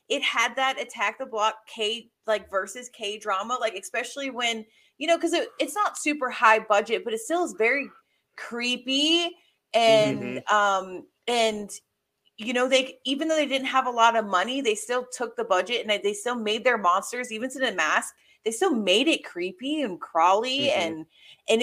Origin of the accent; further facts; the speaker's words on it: the South, United States; moved away; being a Southerner